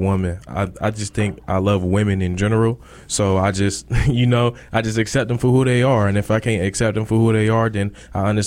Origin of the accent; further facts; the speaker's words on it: New York, United States; moved away; I'm from New York.